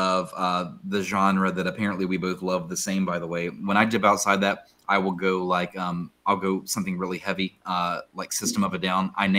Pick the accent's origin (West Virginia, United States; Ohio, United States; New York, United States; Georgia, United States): West Virginia, United States; Huntington; I am a Huntington guy myself. So, like, JD and I, we are Huntington High